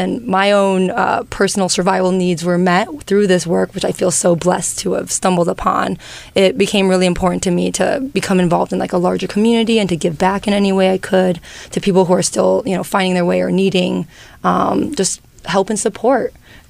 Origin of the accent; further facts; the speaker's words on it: China; born there; Well, you know, I was born in China. Both my parents were immigrants.